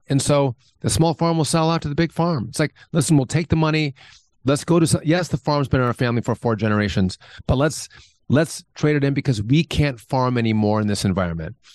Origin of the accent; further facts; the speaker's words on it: Wisconsin, United States; I'm from Wisconsin